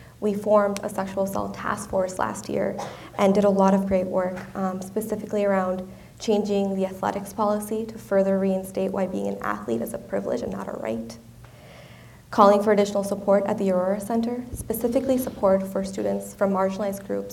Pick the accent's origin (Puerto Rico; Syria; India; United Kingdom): India; moved away; my home country of India